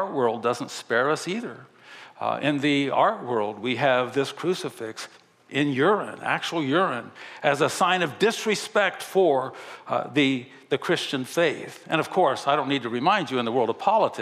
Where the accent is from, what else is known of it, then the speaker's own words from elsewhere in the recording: Japan; now in United States; I grew up in Japan where honor and respect was a huge part of that culture.